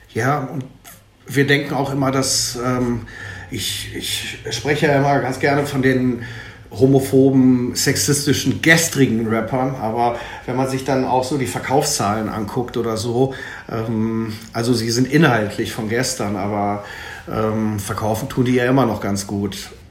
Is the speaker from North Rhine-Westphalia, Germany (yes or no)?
yes; Ruhr area, North Rhine-Westphalia, Germany; Ich komme jetzt hier aus dem Ruhrgebiet